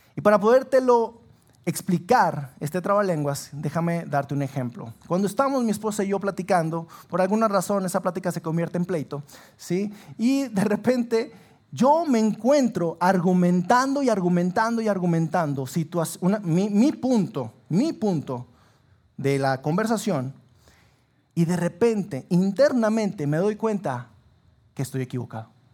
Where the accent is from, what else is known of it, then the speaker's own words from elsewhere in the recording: Sabinas, Coahuila, Mexico; moved away as an adult; now in Saltillo, Mexico; yo soy originario de Sabinas